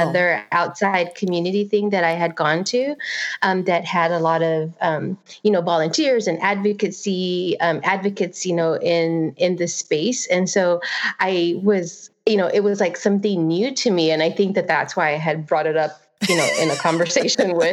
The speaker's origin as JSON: {"language": "English", "town": "Santa Ana", "region": "California", "country": "United States", "tie": "born or raised there", "said": "I was born and raised in Santana"}